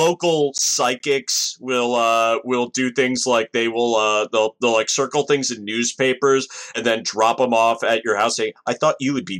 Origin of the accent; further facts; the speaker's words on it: Washington, District of Columbia, United States; I grew up around Washington, D.C.